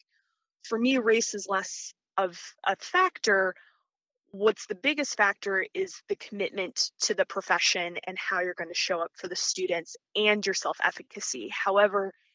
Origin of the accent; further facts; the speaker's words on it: Midwest, United States; moved away as an adult; also born or lived in East Coast / Louisiana / Mississippi Delta; I was someone who was raised in the Midwest, went to school on the East Coast